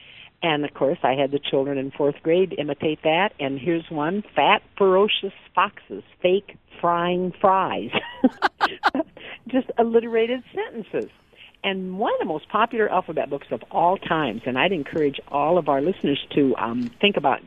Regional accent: Michigan, United States; I'm from Michigan

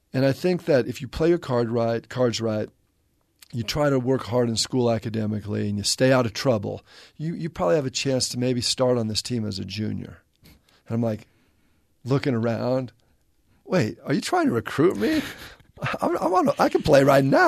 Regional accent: La Crescenta, California, United States; moved away; also born or lived in Bay Area; I grew up in La Crescenta, which is kind of inland a little bit

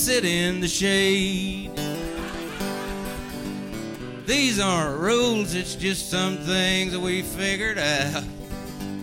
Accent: East Tennessee, United States; also born or lived in North Carolina; I was raised in East Tennessee.

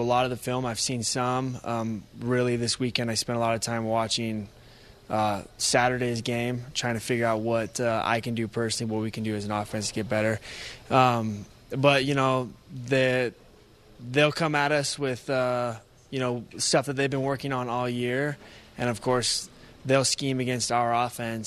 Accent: United States; moved away; I'm from Washington

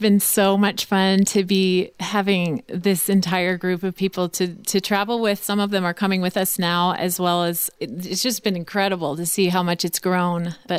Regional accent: Arizona, United States; So I am from Arizona, don't forget.

